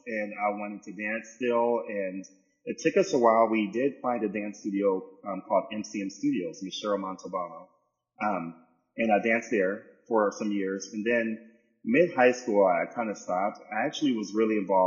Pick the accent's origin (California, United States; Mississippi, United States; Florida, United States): California, United States; San Diego; moved away as an adult; also born or lived in New York / Los Angeles; I was from San Diego, California.